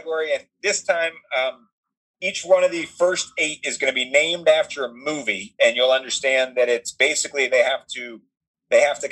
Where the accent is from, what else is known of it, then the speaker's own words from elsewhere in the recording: near Conyers, Georgia, United States; Conyers, Georgia, not far from my hometown at all